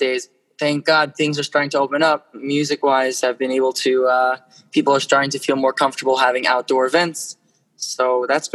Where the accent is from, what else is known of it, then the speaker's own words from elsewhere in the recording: New York, United States; I'm from New York